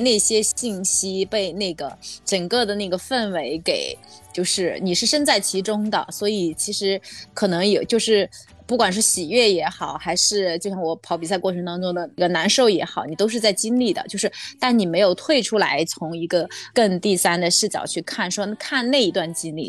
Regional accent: Chengdu, Sichuan, China; also born or lived in Shenzhen; now in Shanghai, China; 大部分可能都是在深圳工作，对，然后家现在是在上海，那我自己本身这个小时候是在成都，就是四川长大的，所以属于到处飘的这种

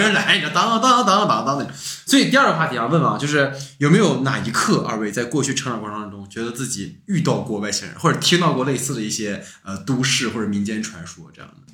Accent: Dalian, Liaoning, China; 小时候我家附近有座山

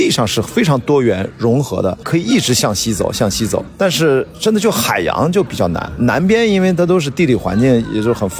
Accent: Qingdao, Shandong, China; 我在青岛长大

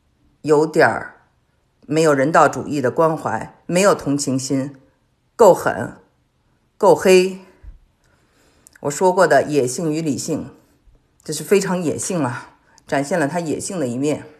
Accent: China; 我们中国人都有印象啊。

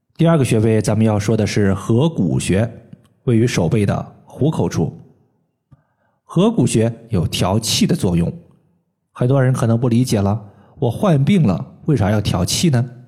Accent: Henan, China; moved away; 我老家呢是在河南

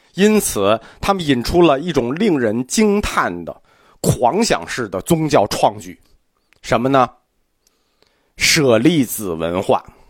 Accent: China; 我们中国人

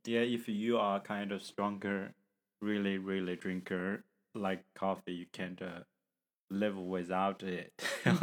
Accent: China; from China

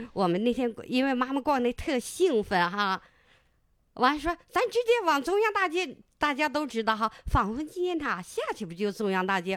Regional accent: Harbin, Heilongjiang, China; 我家住的那，是正阳公社，我家是在正阳河住

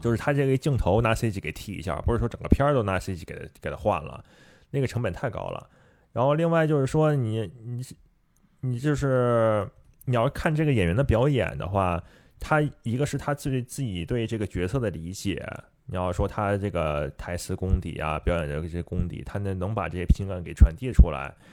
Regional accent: China; 毕竟我是中，中国人嘛

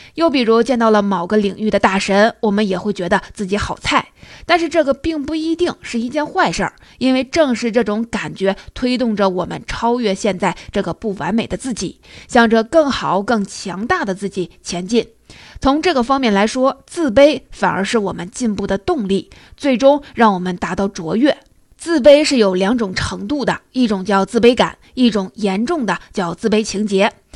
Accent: China; 我们中国人

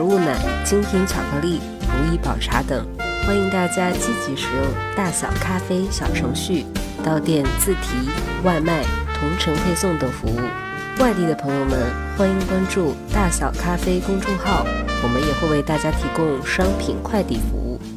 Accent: China; 我们中国人

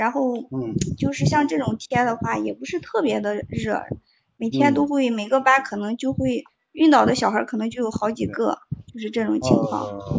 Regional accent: Henan, China; 嗯，河南省呀。

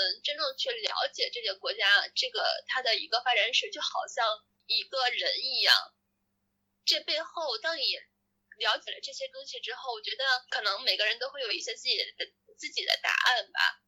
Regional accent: China; 作为一个中国人这个身份上来讲的这个

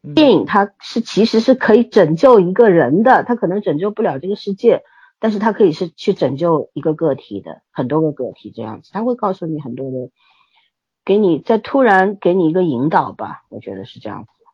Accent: China; 尤其我们中国人啊，现在长期处在一个十分焦虑的状态底下

